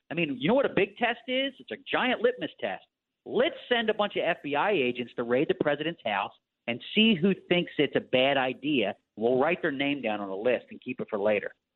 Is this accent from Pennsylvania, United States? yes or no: yes; Philadelphia, Pennsylvania, United States; I'm from Philadelphia